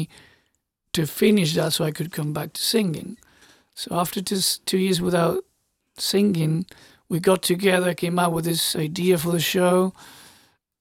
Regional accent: Argentina; I was born and raised in Argentina

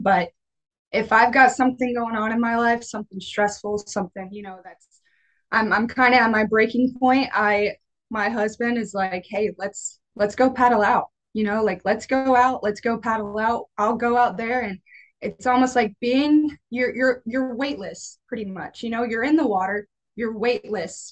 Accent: New Smyrna Beach, Florida, United States; I was born and raised pretty much in New Smyrna Beach, Florida uh, lived here my whole life

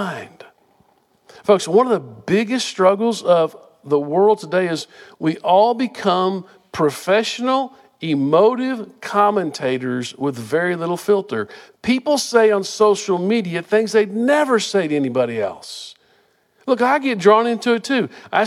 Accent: Wichita Falls, Texas, United States; we grew up in Wichita Falls

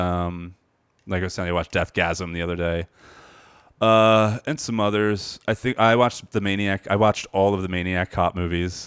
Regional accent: near Burlington Center, on McGuire, New Jersey, United States; I grew up, like, near there on, on McGuire

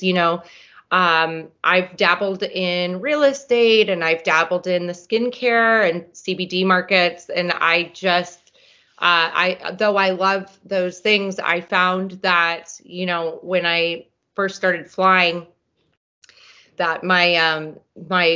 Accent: Reno, Nevada, United States; we always grew up around airplanes out at the Stead Airport

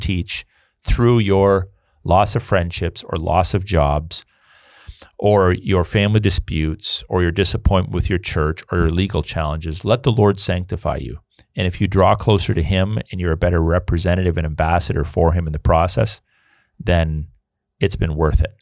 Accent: Canada; I'm a historical Canadian. You know, my family's been here on, through one of Alliance for almost four hundred years.

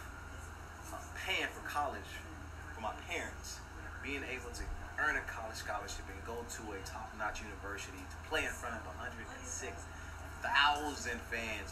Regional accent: Houston, Texas, United States; now in New Orleans, United States; I was raised in Houston, Texas

